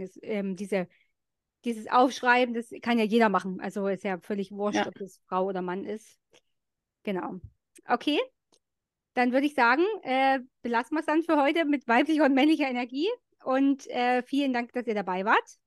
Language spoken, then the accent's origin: German; East Germany, Germany; bei uns in der DDR